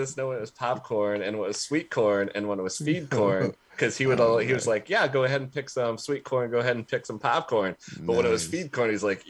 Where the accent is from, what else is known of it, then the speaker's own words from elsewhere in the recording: Midwest, United States; now in Los Angeles, United States; I grew up in the Midwest